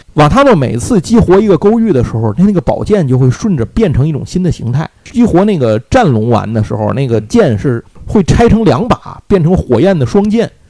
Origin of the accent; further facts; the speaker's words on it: Tianjin, China; 我小时候是在天津